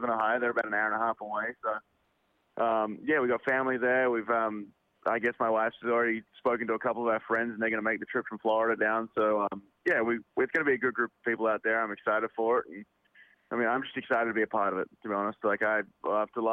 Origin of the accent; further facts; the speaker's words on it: Australia; moved away; I'm Australian